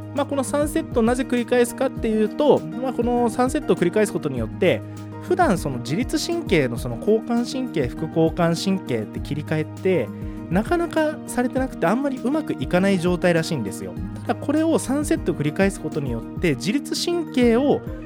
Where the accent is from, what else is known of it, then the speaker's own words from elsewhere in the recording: Asahikawa, Hokkaido, Japan; moved away as an adult; also born or lived in Sapporo / Iwamizawa; now in Tomakomai, Japan; 地元が旭川でその後大学で札幌で社会人では岩見沢も住みました